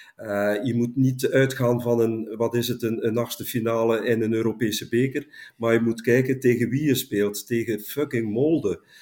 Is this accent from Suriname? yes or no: no; Langemark, Flanders, Belgium; in Langemark, mijn geboorteplaats